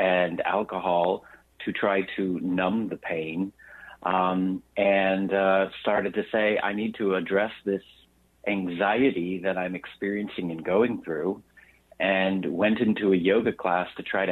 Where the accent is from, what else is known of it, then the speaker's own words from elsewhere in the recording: Texas, United States; I grew up in Texas in a very religious, my father was